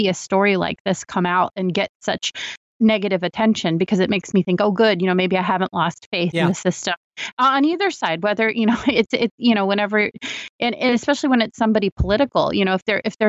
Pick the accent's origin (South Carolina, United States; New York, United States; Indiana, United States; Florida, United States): Florida, United States; Palm Beach County; moved away; I'm actually originally from Palm Beach County